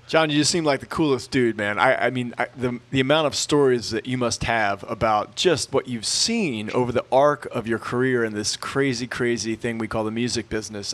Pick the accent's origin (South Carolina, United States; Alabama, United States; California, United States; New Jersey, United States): South Carolina, United States; Charleston; I was born in Charleston